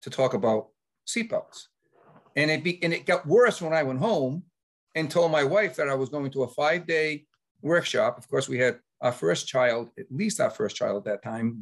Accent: Cumberland, Rhode Island, United States; also born or lived in Lincoln, Rhode Island; I had the fortune of going to my hometown of Cumberland to be the police chief there for 10

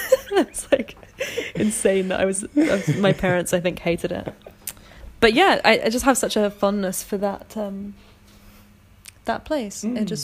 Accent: London, United Kingdom; Having grown up in London

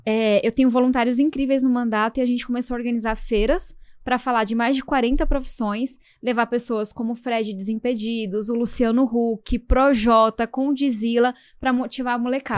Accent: São Paulo, Brazil; eu venho da Zona Sul de São Paulo e eu cresci ouvindo o barulho da Fórmula 1

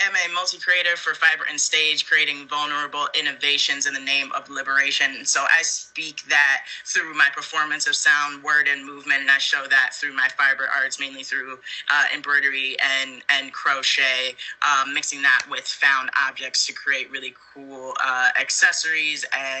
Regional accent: East Coast, United States; I'm originally from the East Coast, but I kind of like to say I'm not really from anywhere at this point in time, just because I've lived so many places.

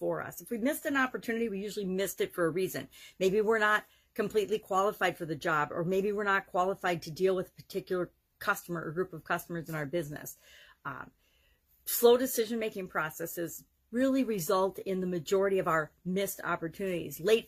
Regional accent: Wisconsin, United States; Oshkosh, Wisconsin, my home state

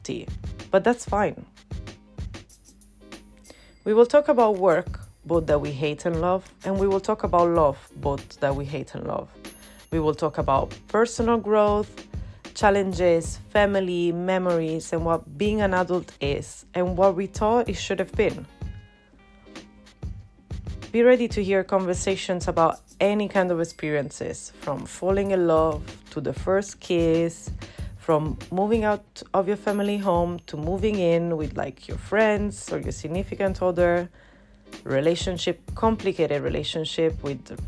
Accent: Rome, Lazio, Italy; English is a second language; moved away as an adult; now in London, United Kingdom; I'm originally from Rome, which is the reason why you can hear an accent and sometimes a little bit of a struggle.

